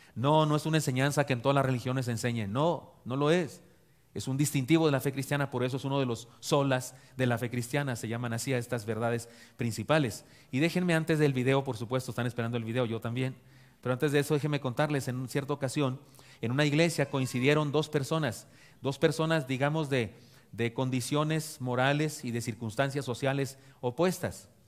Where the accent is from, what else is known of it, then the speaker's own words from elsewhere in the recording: Chihuahua, Mexico; moved away; mi tierra de Chihuahua